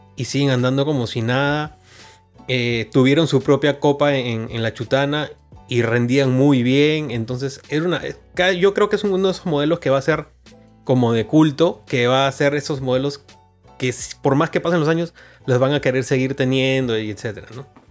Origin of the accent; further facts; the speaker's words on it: Chiclayo, Lambayeque, Peru; now in Lima, Peru; vengo de Chiclayo